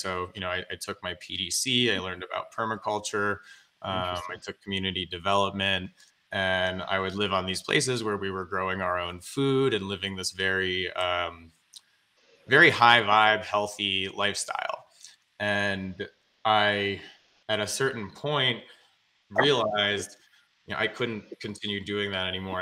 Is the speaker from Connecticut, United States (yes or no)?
yes; Greenwich, Connecticut, United States; I grew up in Greenwich, Connecticut.